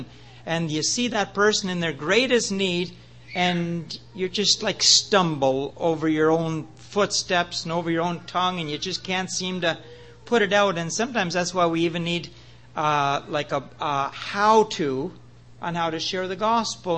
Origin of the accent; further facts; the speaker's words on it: Prince Edward Island, Canada; moved away as an adult; also born or lived in British Columbia; I was born in Prince Edward Island